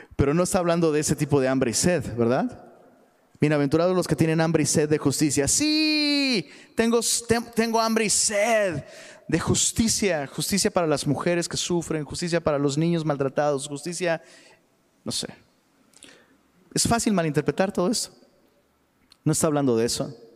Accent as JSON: {"language": "Spanish", "town": "Taxco", "region": "Guerrero", "country": "Mexico", "tie": "born or raised there", "moved": "yes", "said": "allá en, Tasco, de donde soy originario"}